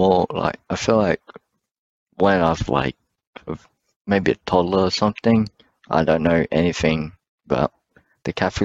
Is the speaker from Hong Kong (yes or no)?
no; Australia; also born or lived in Malaysia; I spent most of my life here in Australia, but I was born in Malaysia